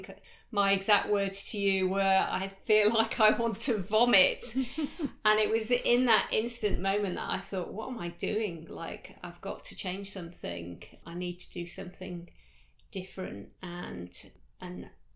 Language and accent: English; United Kingdom; moved away as an adult; now in Australia; I started off life back in the UK, as you can tell from my accent